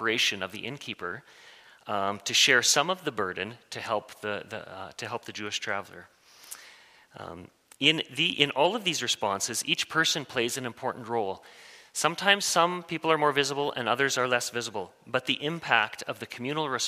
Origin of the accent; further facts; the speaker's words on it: Waldheim, Saskatchewan, Canada; I grew up in Waldheim with a, you know, kind of through the MB church there